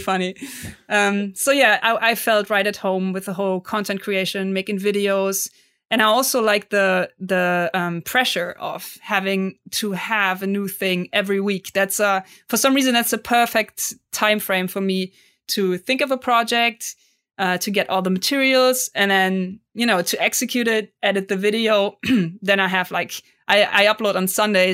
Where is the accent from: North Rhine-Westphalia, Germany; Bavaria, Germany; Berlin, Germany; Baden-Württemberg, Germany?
North Rhine-Westphalia, Germany; Cologne; English is a second language; I'm from Cologne, Germany